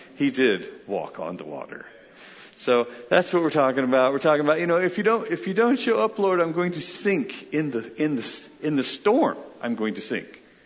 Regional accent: United Kingdom; I'm British

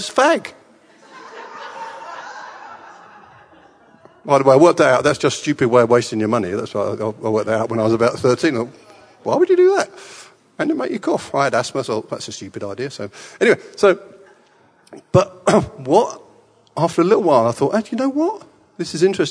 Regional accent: England, United Kingdom; born in England, and I was a Boy Scout

